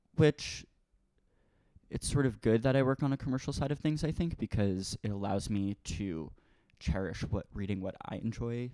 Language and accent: English; Merrick, New York, United States; moved away as an adult; now in Brooklyn, United States; I grew up on the South Shore in a town called Merrick